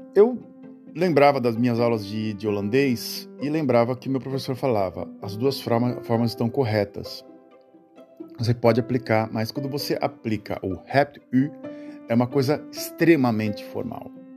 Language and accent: Portuguese; Brazil; moved away as an adult; also born or lived in Santos; now in Netherlands; eu saí do Brasil porque eu me casei com uma holandesa e aqui era melhor do que aí